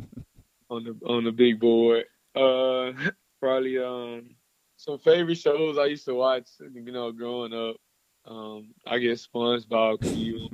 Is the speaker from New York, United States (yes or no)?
no; Dallas, Texas, United States; moved away as an adult; now in Gainesville, United States; in my hometown